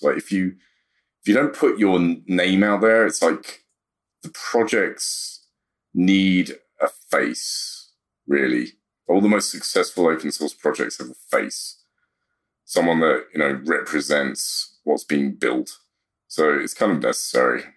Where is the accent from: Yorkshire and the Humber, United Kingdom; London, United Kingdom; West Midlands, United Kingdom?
London, United Kingdom; moved away as an adult; now in United States; South London is, is where I was born and raised.